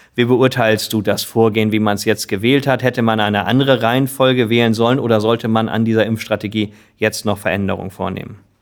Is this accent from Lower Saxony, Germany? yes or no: yes; Lower Saxony, Germany; Unser Bundesland Niedersachsen